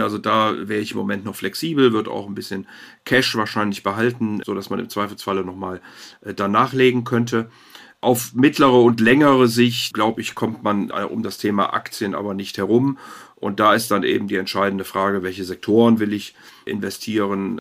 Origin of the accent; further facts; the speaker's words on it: Rhineland, Germany; ich bin Rheinländer